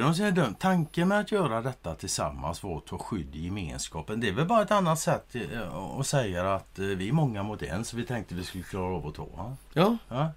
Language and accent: Swedish; Sweden; som svensk